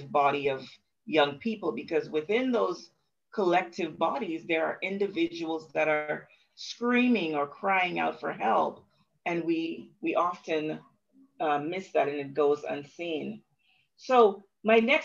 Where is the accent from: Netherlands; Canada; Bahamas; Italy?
Bahamas; growing up in the Bahamas, I have often been one to say, oh, we're just a happy-go-lucky people